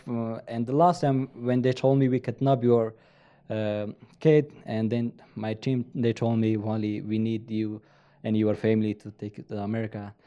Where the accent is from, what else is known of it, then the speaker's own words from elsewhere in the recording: Afghanistan; English is a second language; moved away as an adult; also born or lived in Virginia, United States; now in Utah, United States; I grew up in Afghanistan.